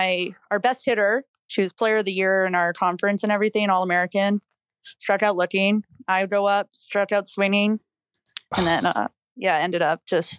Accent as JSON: {"language": "English", "country": "Canada", "said": "being Canadian, it's hard, like, to find a school"}